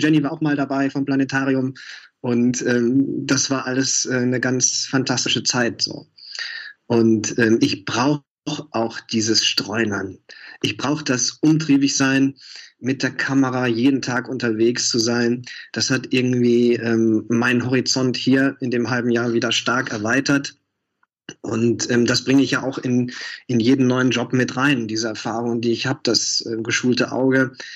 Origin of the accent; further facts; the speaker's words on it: Mülheim an der Ruhr, North Rhine-Westphalia, Germany; moved away as an adult; also born or lived in Duisburg; now in Berlin, Germany; ich bin auf Kohle geboren, ja, 85 auf die Welt gekommen, hatte neulich ähm, Ehrentag und ähm, habe dann äh, in Mülheim gelebt, in Duisburg studiert, dann nach Berlin gegangen